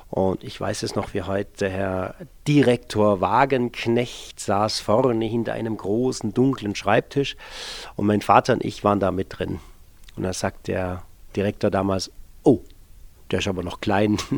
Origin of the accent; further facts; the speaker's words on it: Bad Herrenalb, Baden-Württemberg, Germany; Ich bin 1965 in Baden-Baden geboren, aufgewachsen im Norden des Schwarzwalds in Bad Herrenalb ähm, als äh, Sohn einer Gastronomiefamilie.